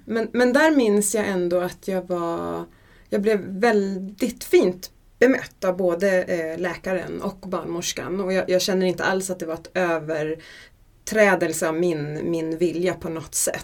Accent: Gotland, Sweden; Jag föddes på Gotland

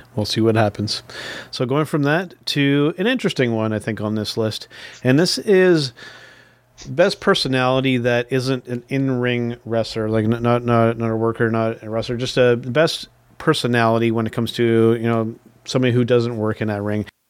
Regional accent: Canada; as a Canadian wrestling fan

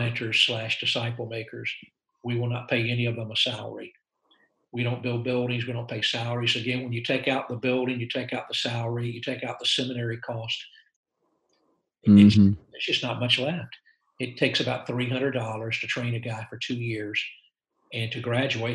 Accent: United States; I'm an American missionary

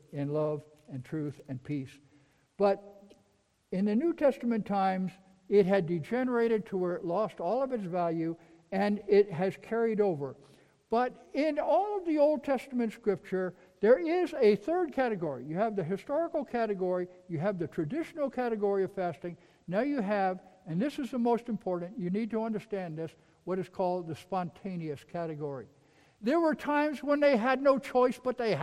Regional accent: New York, United States; I'm from New York.

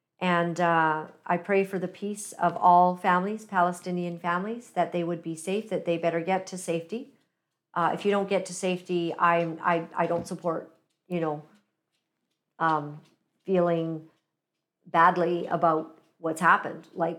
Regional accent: Uganda; born there; And I'm personally African-American because I was born in Uganda, East Africa.

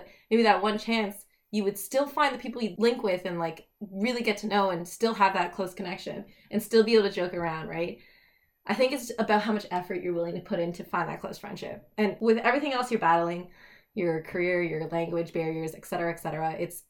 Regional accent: Canada; Okay, I say I'm Chinese Canadian.

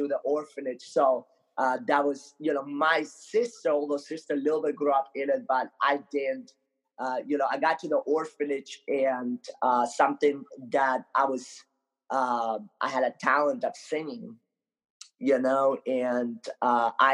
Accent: Ukraine; moved away; also born or lived in Moldova; I grew up most of my life in Ukraine. So I actually was born in a little country in Europe called Moldova, but I grew up in Ukraine

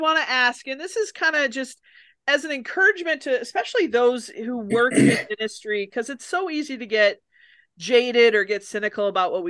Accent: near Mankato, Minnesota, United States; I'm not from Mankato, but from close to there.

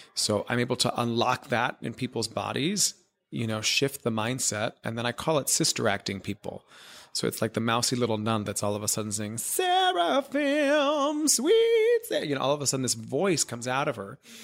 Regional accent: Miami, Florida, United States; moved away as an adult; also born or lived in New York; growing up in Miami, Florida, which is where I'm from

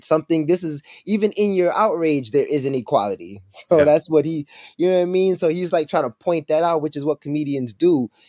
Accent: Jamaica; I'm also Jamaican

